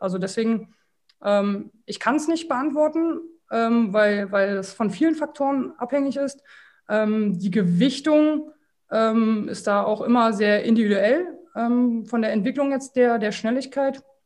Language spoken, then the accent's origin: German; Berlin, Germany; also born or lived in Slovakia; 36 Jahre alt, aus Berlin